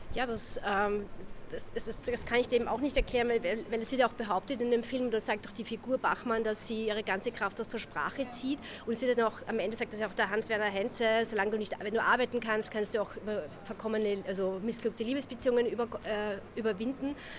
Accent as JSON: {"language": "German", "country": "Austria"}